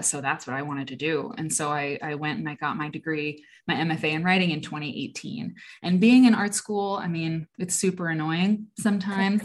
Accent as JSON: {"language": "English", "region": "Iowa", "country": "United States", "tie": "born or raised there", "also_born_or_lived": "London", "moved": "yes", "lives_now": "Chicago, United States", "said": "I grew up in Iowa"}